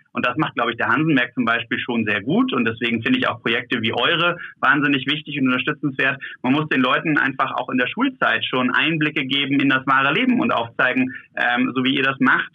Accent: Germany; hier bei uns in Deutschland

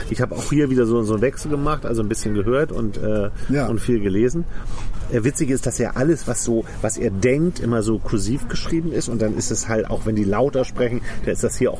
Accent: France; German is a second language; now in Germany; Ich bin, ja, ich bin Franzose.

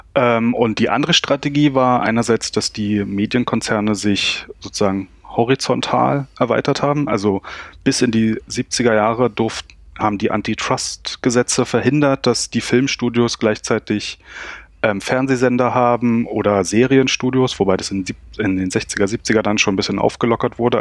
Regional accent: Berlin, Germany; ich komme aus dem Berliner Südosten

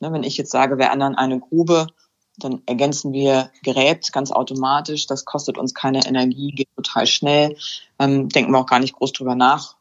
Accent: Hänigsen, Lower Saxony, Germany; now in Burgdorf, Germany; Ich komme ursprünglich aus Henigsen

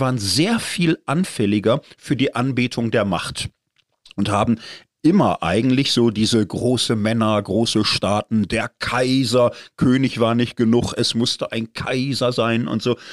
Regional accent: Zurich, Switzerland; als Zürcher

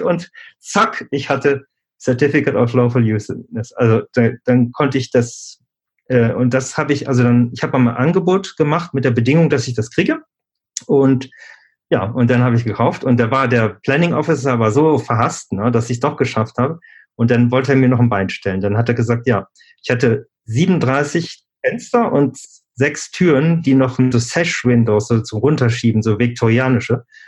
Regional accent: Germany; moved away as an adult; also born or lived in Switzerland; ich bin in Deutschland aufgewachsen, habe in Deutschland studiert

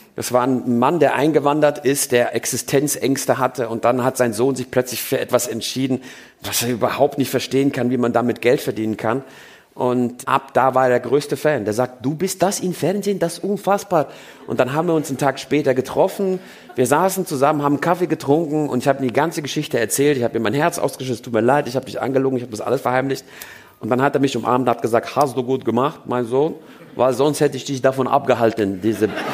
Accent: Germany; first language German; moved away as an adult; now in Switzerland; mein Vater hat meinem Bruder und mir nicht zugetraut, zweisprachig aufzuwachsen. Das glaubte er, das funktioniert nicht. Also war er der Meinung, wir fangen erstmal mit der deutschen Sprache

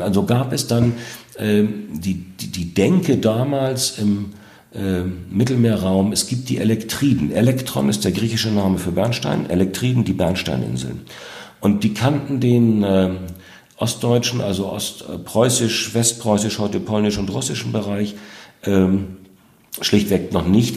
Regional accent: North Sea coast, Germany; das ist der Naturraum, das ist auch meine Heimat.

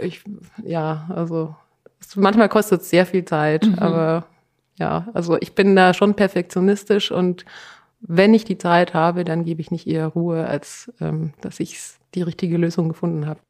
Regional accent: Tyrol, Austria; ich komme aus Tirol.

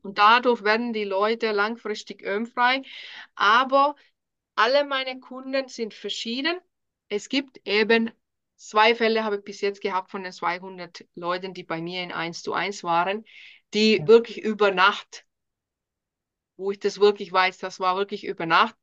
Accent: Finland; German is a second language; moved away as an adult; now in Germany; Ich bin ursprünglich aus Finnland wohne seit 2009 hier in Deutschland

